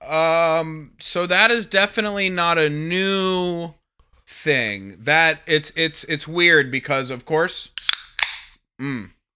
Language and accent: English; Atlanta, Georgia, United States; is my hometown